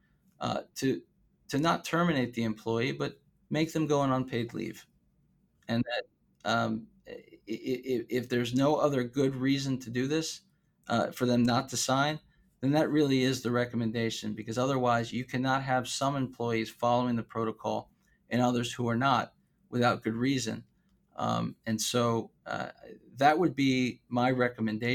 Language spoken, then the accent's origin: English; South Florida, United States; I'm from South Florida